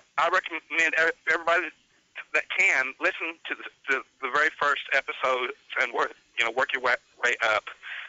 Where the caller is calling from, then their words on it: Winslow, Arkansas, United States; Winslow, Arkansas. That was about 90 miles north of Pine Ridge, Arkansas.